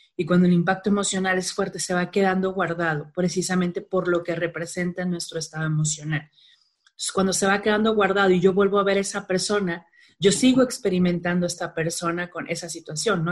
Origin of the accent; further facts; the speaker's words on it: Culiacán, Sinaloa, Mexico; Soy de Culiacán, Sinaloa, digo normalmente eso siempre que hablo en público porque se me salen algunas palabras raras, el vato, el plebe, la morra